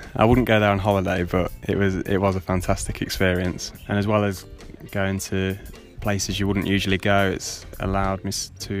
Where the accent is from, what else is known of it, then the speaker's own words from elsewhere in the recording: Lichfield, West Midlands, United Kingdom; I'm from Lichfield.